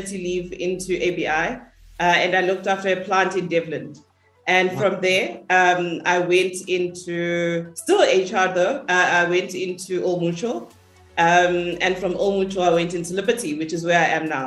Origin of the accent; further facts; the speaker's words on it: Durban, KwaZulu-Natal, South Africa; moved away as an adult; also born or lived in Johannesburg; I grew up in Lamontville, a township, a small township in Durban